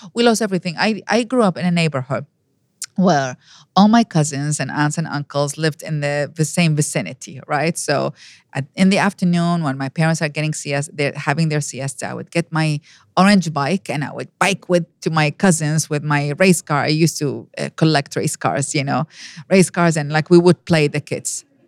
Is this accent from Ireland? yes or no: no; Iraq; first language Arabic; English is a second language; moved away as an adult; now in United States; I was born and raised in Iraq.